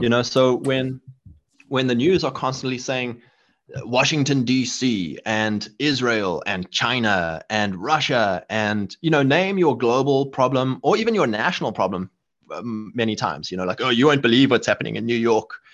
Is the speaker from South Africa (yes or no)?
yes; South Africa; moved away; where I grew up in South Africa